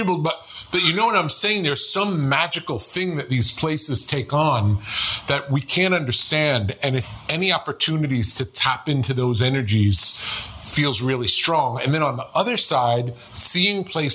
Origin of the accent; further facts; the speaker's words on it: New York, United States; moved away; when I grew up in New York